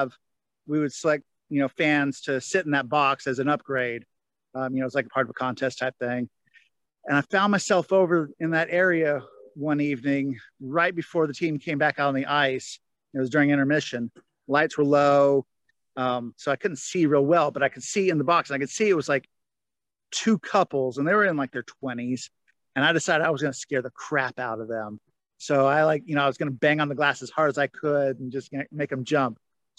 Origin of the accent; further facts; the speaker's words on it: the South, United States; Up until then, I was, you know, I'm from the South. Hockey was never a thing, you know?